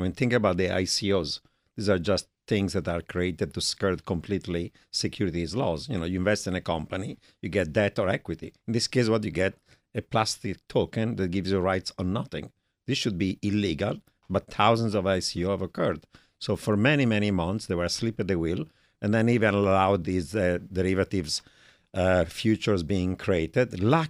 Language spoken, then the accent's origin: English; Italy; accent: Italian; English is a second language; moved away as an adult; now in United States; My Italian accent hasn't changed.